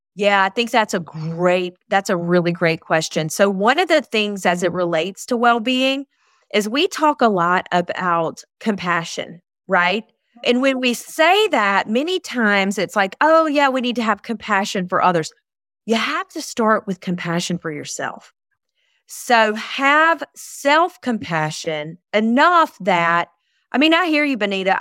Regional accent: Eastern North Carolina, United States; also born or lived in Charlotte, North Carolina / Outer Banks, North Carolina; I am born and raised in Eastern North Carolina

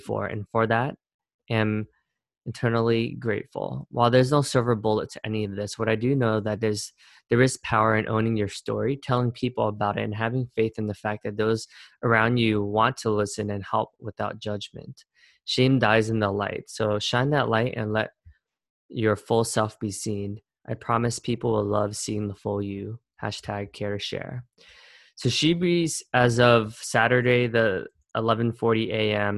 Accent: Cherry Hill, New Jersey, United States; moved away as an adult; now in New York City, United States; the town where I spent most of my life growing up in Cherry Hill, New Jersey

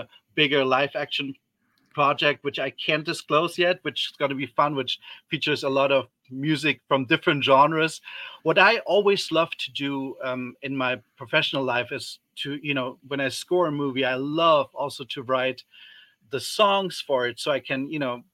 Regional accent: Germany; moved away; I grew up in Germany

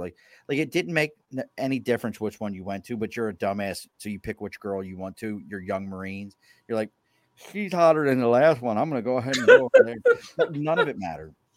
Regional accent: Baltimore, Maryland, United States; moved away; also born or lived in Philadelphia; Growing up in Baltimore

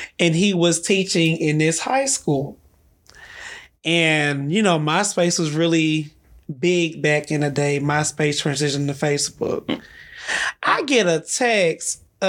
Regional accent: Mississippi, United States; I'm from Mississippi

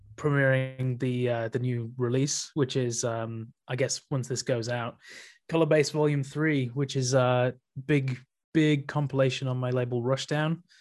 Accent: Leeds, Yorkshire and the Humber, United Kingdom; moved away as an adult; from Leeds. Um, I'm, yeah, moved back to my hometown very recently

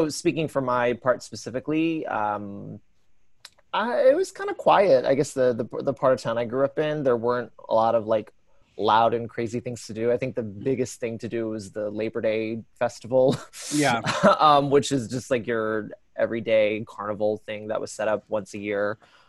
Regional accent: Prince George's County, Maryland, United States; So I grew up in this small town, or is it that small? I like to think of it as small because not a lot of big things happen there, but it's Prince George's County, Maryland. It's probably about 20 miles outside of DC.

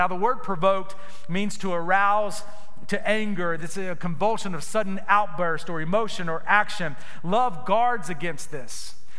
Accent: Gainesville, Florida, United States; I was from Gainesville, Florida. So when they announced me, when I came out to the mound to pitch, they would say, pitching is … from Gainesville, Florida. It sounds so silly. I was so embarrassed of where I was from. This little small town, nowhere town

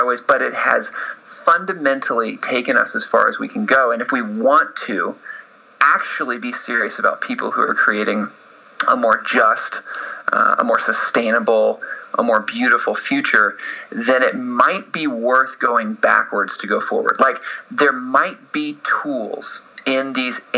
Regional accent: Atlanta, Georgia, United States; moved away as an adult; now in Los Angeles, United States; I grew up in Atlanta. And I moved out to Los Angeles to pursue film

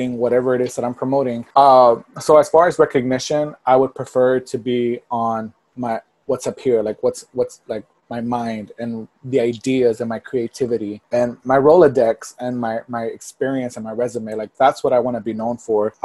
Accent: Port Arthur, Texas, United States; born or raised there; moved away as an adult; also born or lived in Miami; now in Los Angeles, United States

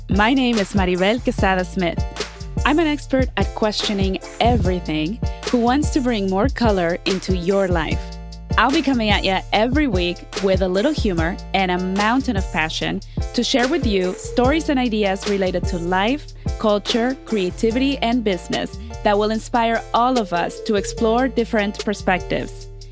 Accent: Mexico City, Mexico; I'm from Mexico

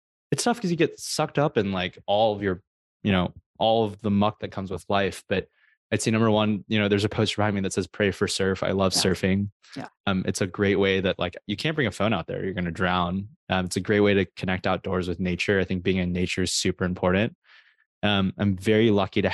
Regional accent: United States; there's a lot of cultural expectations on being Asian American

